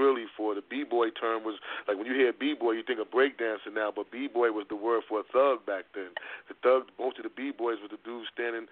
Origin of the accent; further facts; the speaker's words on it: New York City, New York, United States; I was born and raised on the Spanish side of Harlem, Spanish Harlem, and my family lived in Harlem all our lives